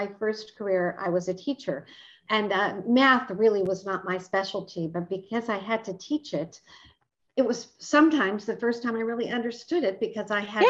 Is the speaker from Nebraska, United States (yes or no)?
yes; Omaha, Nebraska, United States; I grew up in Omaha, Nebraska.